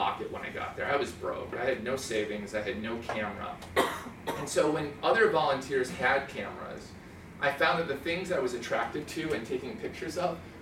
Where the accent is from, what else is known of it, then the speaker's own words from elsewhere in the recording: Minnesota, United States; moved away; I was raised in Minnesota on a dirt road with well water